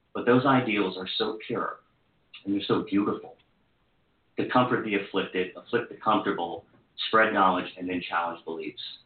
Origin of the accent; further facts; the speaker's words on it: Hagerstown, Maryland, United States; including a stint at my hometown newspaper, the Herald Mail